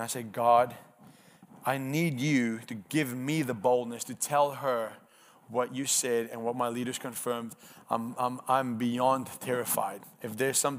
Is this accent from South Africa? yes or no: yes; South Africa; first language Afrikaans; English is a second language; moved away; I'm Afrikaans, so my first language is not